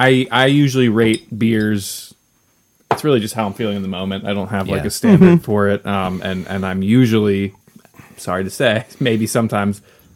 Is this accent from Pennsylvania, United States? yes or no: yes; Reading, Pennsylvania, United States; I'm from the eastern side of the state. I'm from Reading, Pennsylvania, which is pretty close to Pottsville.